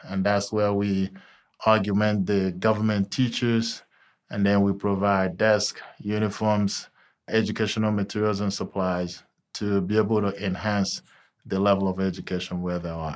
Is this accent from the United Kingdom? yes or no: no; Nigeria; moved away as an adult; also born or lived in Texas, United States; now in Cincinnati, United States; I'm originally from Nigeria, and I came over here solely to attend college